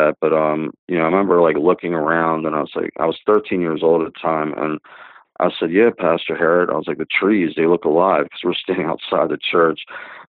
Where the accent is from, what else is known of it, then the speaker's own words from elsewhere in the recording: Dundalk, Maryland, United States; I was born in 1966 in Baltimore, Maryland, a small town called Dundalk